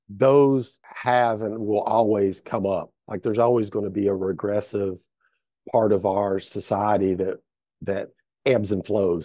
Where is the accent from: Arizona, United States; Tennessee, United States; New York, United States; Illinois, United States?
Tennessee, United States; Hamblen County; I grew up in Hamilton County, Tennessee, uh, which is, uh, in Northeast Tennessee.